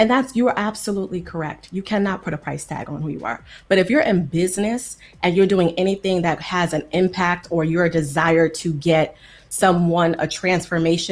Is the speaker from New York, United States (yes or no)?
yes; New York City, New York, United States; moved away as an adult; also born or lived in Long Island; now in California, United States; I grew up in New York City, in New York and in Long Island